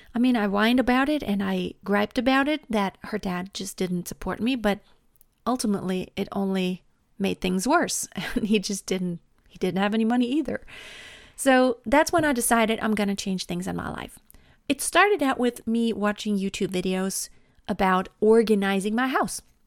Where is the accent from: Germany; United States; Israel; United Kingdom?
Germany; I was born and raised in Germany